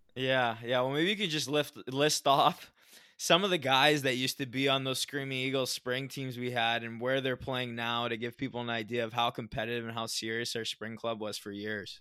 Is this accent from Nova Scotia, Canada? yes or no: no; Southern Ontario, Canada; where I grew up in Southern Ontario in Canada